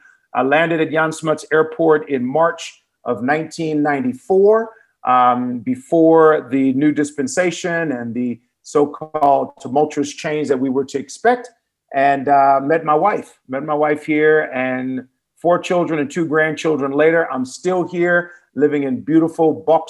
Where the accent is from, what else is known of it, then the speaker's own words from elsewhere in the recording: Berkeley, California, United States; I was born in Berkeley, California, which is the same neighborhood as our Vice President Kamala Harris there in the United States. We grew up during the same time in the middle to late 60s as children and into the 70s and 80s.